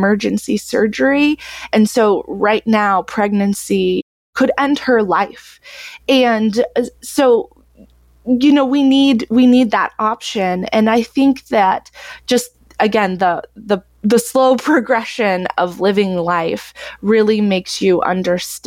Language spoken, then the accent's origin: English; Texas, United States; now in Iowa, United States; I grew up homeschooled in Texas, very conservative